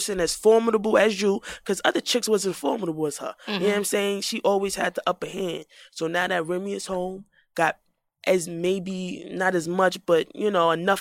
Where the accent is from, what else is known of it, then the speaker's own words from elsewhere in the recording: New York City, New York, United States; I'm from the Bronx